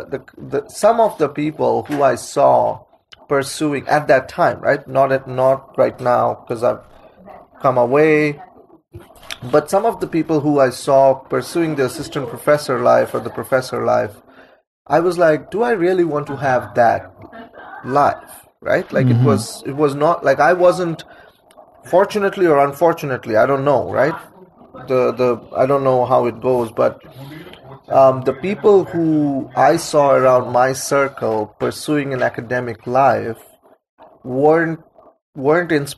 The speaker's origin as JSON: {"language": "English", "town": "Kolkata", "region": "West Bengal", "country": "India", "tie": "born or raised there", "moved": "as an adult", "lives_now": "United States", "said": "growing up in Calcutta, India"}